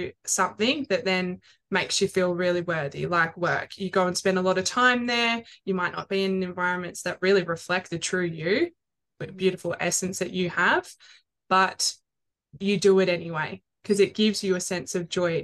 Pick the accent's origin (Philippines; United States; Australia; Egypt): Australia; Melbourne, Victoria; moved away as an adult; now in Sunshine Coast, Australia; I am based on the Sunshine Coast. I am originally from Melbourne, moved up here